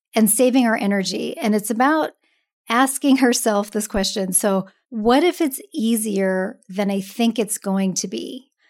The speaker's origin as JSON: {"language": "English", "town": "Seattle", "region": "Washington", "country": "United States", "moved": "yes", "lives_now": "San Francisco, United States", "said": "I'm originally from Seattle"}